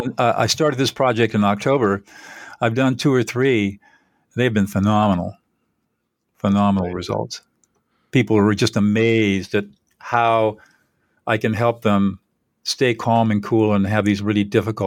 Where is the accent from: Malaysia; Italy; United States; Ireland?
United States; California; Well, I'm 72 years old. I grew up in Southern California.